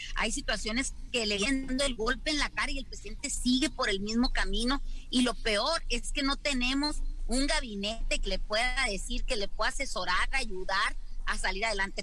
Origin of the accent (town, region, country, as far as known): Mexico